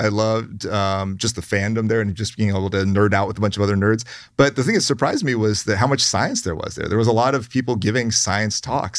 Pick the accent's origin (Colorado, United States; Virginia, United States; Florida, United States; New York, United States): Virginia, United States; Hampton; also born or lived in Sydney, Australia; I grew up in Virginia, southeastern Virginia, Hampton. Right. Yeah, I was born in Australia, but then moved as an infant.